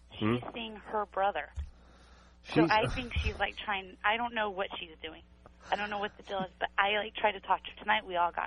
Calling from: Bakersfield, California, United States

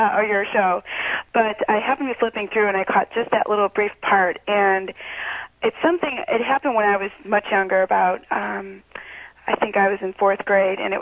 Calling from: Chicago, Illinois, United States; I'm calling from Chicago

